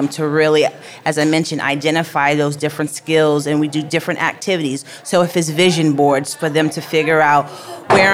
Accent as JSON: {"language": "English", "town": "New York City", "region": "New York", "country": "United States", "tie": "born or raised there", "said": "I grew up in the Bronx"}